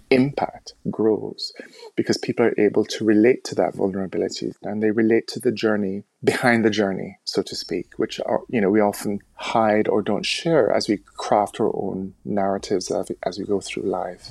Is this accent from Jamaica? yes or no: yes; Jamaica; moved away as an adult; also born or lived in United States; now in United Kingdom; growing up in the Caribbean